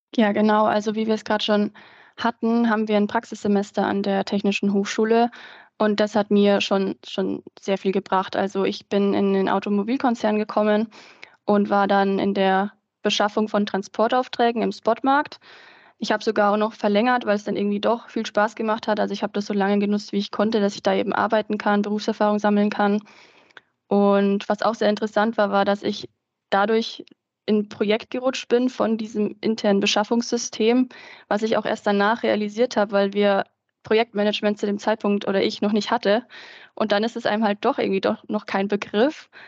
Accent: Ingolstadt, Bavaria, Germany; also born or lived in Nuremberg; Ich komme eigentlich aus der Gegend von Ingolstadt

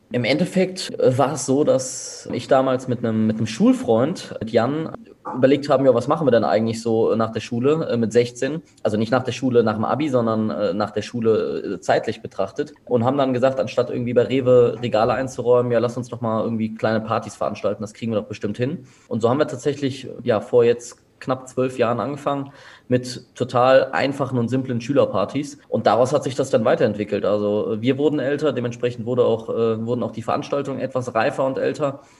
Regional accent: Bonn, North Rhine-Westphalia, Germany; Ich komme aus Bonn, genau. Gebürtiger Bonner. Auch gebürtiger Bonner, ja. Geboren und aufgewachsen in Bonn tatsächlich.

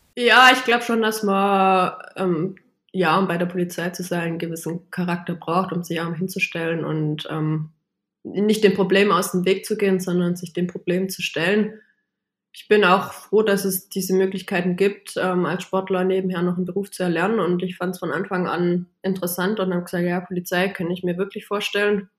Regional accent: Baiersbronn, Baden-Württemberg, Germany; moved away as an adult; now in Upper Bavaria, Germany; meine Heimat in Bayersbronn zu verlassen, aber nichtsdestotrotz bin ich trotzdem noch Bayersbronnerin

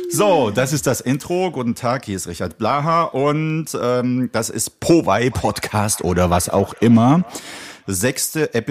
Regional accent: Prague, Czechia; German is a second language; now in Germany; Also wir hatten als Kinder, ich komme aus Prag, aus

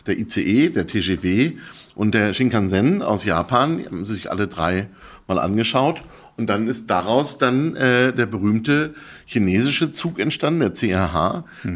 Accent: Berlin, Germany; ich bin äh, geborener Berliner

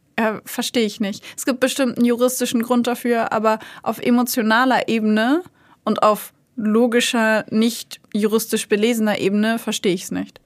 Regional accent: Hanover, Lower Saxony, Germany; moved away; ich komme eigentlich aus Hannover, bin da aufgewachsen

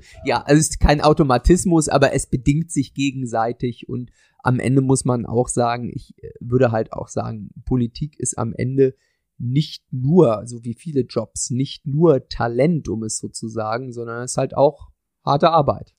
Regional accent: Torgelow, Mecklenburg-Vorpommern, Germany; also born or lived in Ueckermünde; in meiner kleinen, bescheidenen Stadt, in der ich aufgewachsen bin, in Torgelow

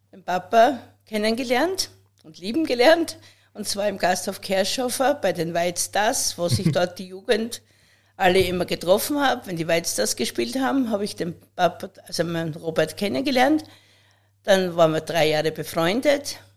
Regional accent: Pöllauberg, Styria, Austria; Ich wurde am Böllerberg geboren, im Hause Grasser. Dort ist mein Elternhaus, unser Ursprung, wo ich äh, in einer sehr behüteten Familie aufgewachsen bin.

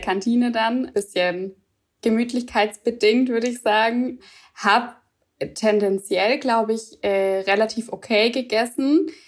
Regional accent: Swabia, Germany; ich komme aus dem Schwabenland

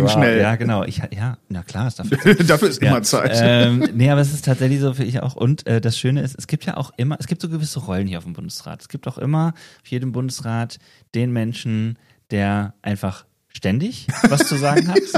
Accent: Wetzlar, Hesse, Germany; fragt man sich, ah, wo kommst du denn her? Ja, ich bin aus Wetzlar.

